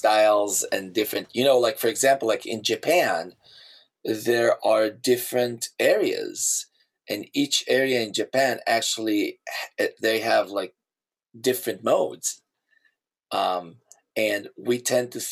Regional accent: Israel; moved away; I grew up in Israel

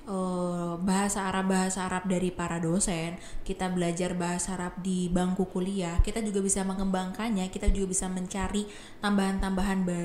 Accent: Pemalang, Central Java, Indonesia; saya datang dari Pemalang, Jawa Tengah dan sekarang duduk di semester 5 angkatan 2019.

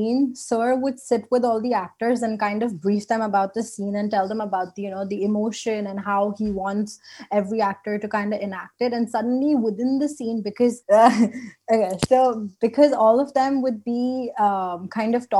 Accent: Indonesia; moved away; I am from Indonesia

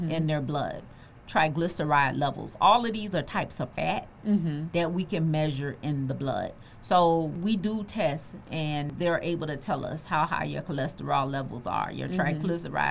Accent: the South, United States; I'm from the South. And a lot of us grew up on neck bones

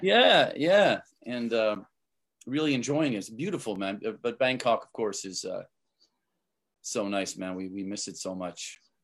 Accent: Canada; I'm from Canada

